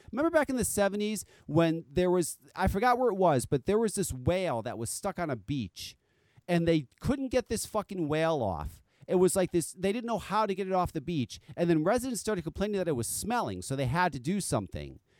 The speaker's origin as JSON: {"language": "English", "region": "East Coast", "country": "United States", "said": "I'm from the East Coast"}